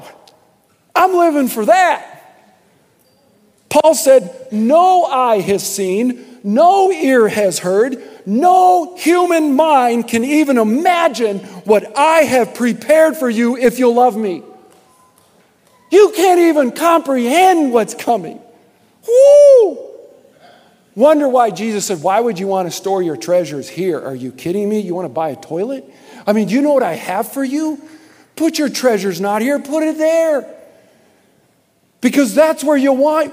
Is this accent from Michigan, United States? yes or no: yes; Michigan, United States; I was born in Michigan